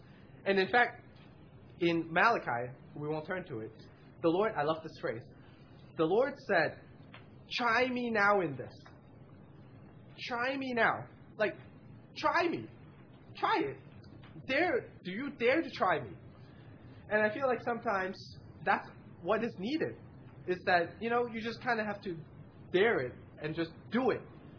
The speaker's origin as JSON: {"language": "English", "region": "West Coast", "country": "United States", "said": "And I have because I came from the West Coast."}